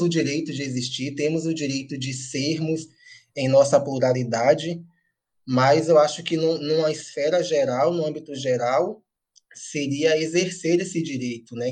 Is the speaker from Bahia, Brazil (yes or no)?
yes; Amélia Rodrigues, Bahia, Brazil; moved away as an adult; now in Salvador, Brazil; o fato de eu ser de Amélia Rodrigues, ter morado lá até meus 20 anos